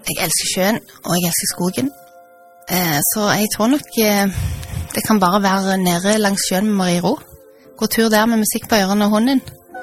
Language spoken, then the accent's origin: Norwegian; Stavanger, Rogaland, Norway; det er jo hjemstedet mitt. Jeg har bodd her siden jeg var seks år